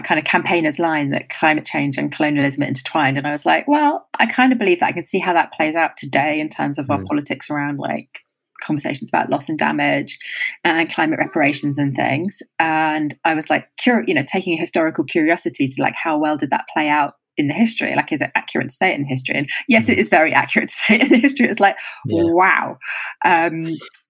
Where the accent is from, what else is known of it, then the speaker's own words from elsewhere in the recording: United Kingdom; as a Brit